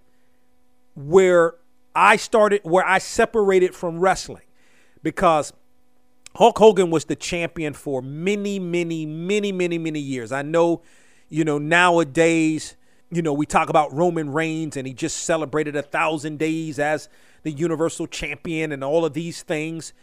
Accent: Washington, United States; So I grew up in the Washington area

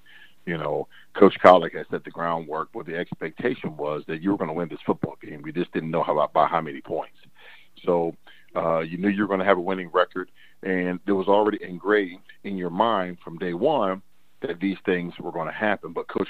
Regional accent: Cleveland, Ohio, United States; now in San Francisco, United States; And so for me, that was intriguing because I came from Cleveland. And heck, if you just made the playoffs, man, everyone loved you.

